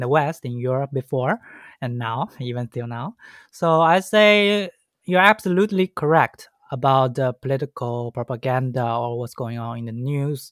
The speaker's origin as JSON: {"language": "English", "region": "Shanghai", "country": "China", "tie": "born or raised there", "second_language": "English", "said": "I was born and raised in Shanghai."}